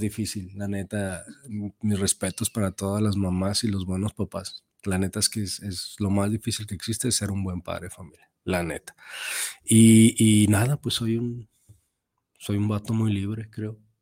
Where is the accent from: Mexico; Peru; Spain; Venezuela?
Mexico